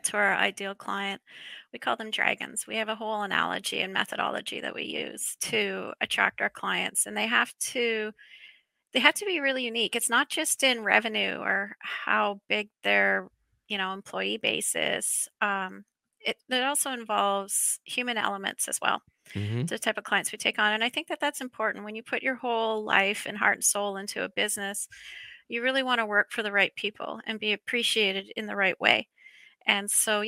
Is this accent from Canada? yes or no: yes; Canada; As a Canadian